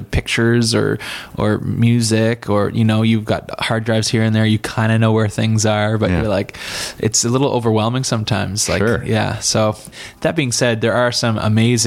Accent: Bedford, Nova Scotia, Canada; Come from a smaller town, still not the big town, even out there. I'm from Bedford, Nova Scotia, 20 minutes outside

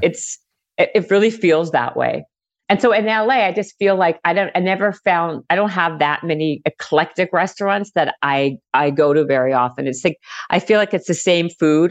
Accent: Winnipeg, Manitoba, Canada; moved away as an adult; also born or lived in Toronto; now in Los Angeles, United States; I'm originally from Winnipeg, Manitoba

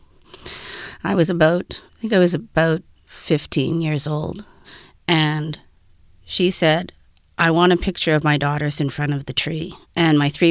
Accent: Winnipeg, Manitoba, Canada; I'm from Winnipeg

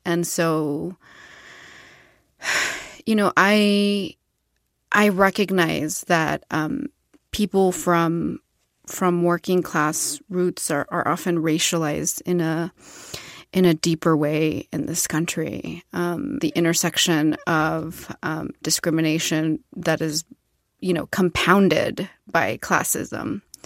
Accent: Ciudad Juárez, Chihuahua, Mexico; moved away; I was born in Ciudad Juárez, Chihuahua del Norte

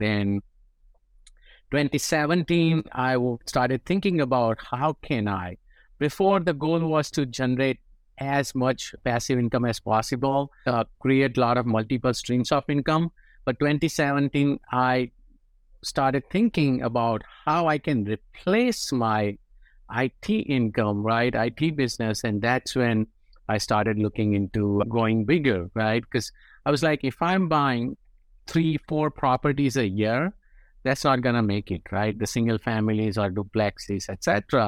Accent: India; moved away as an adult; now in United States; As you can tell from my accent, I'm from India, right?

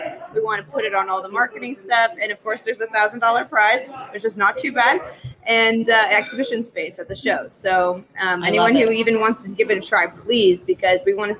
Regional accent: Orange County, California, United States; moved away as an adult; also born or lived in New York City; now in Reno, United States; I grew up in Orange County. We spent the last 5-6 years in New York City.

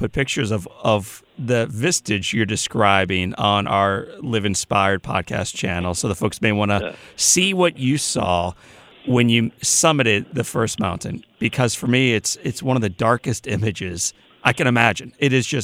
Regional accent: Midwest, United States; accent: Midwestern; my Midwestern accent

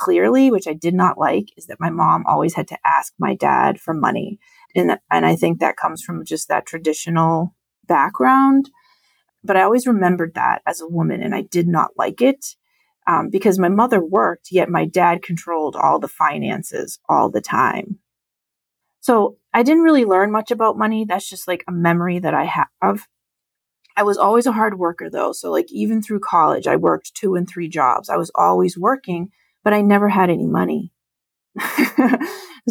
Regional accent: Lowell, Massachusetts, United States; I grew up in Lowell, Massachusetts, which is an urban city outside of Boston

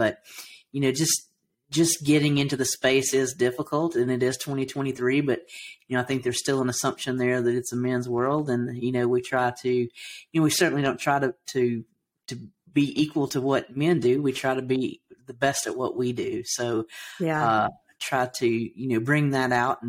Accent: Alabama, United States; accent: Southern; I grew up in Alabama, so I have a bit of a Southern accent.

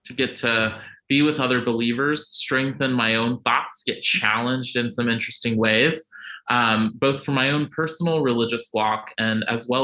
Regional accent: Virginia Beach, Virginia, United States; I grew up in Virginia Beach, Virginia, which is one of the most conservative cities in the country

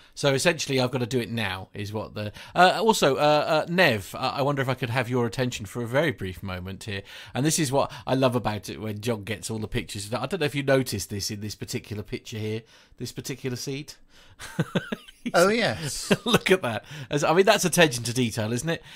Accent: United Kingdom; accent: British; my silly British accent

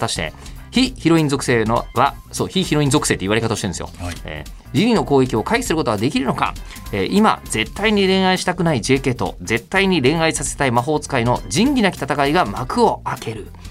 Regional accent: Shitamachi, Tokyo, Japan; 僕はあの逆に下町のね、えー、方で生まれ育っているので

